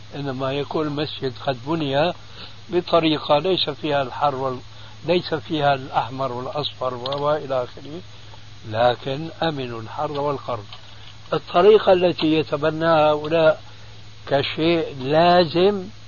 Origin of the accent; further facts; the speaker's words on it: Syria; عندنا في سوريا